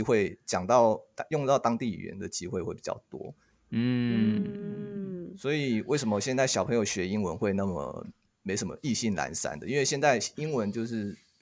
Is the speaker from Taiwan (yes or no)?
yes; Taiwan; 我跟他们说我是台湾人，然后用韩文跟他们讲话